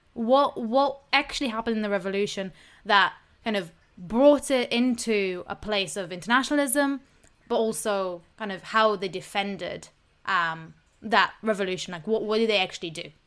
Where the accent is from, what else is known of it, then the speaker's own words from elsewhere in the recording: Israel; I'm from Israel